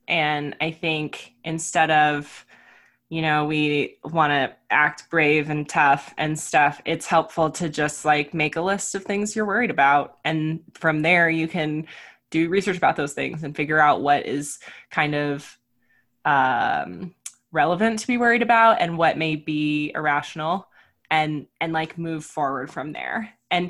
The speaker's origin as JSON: {"language": "English", "region": "Florida", "country": "United States", "tie": "born or raised there", "also_born_or_lived": "California", "said": "I was a military brat, so I grew up mostly in Florida and California, and then I went to college in Arkansas."}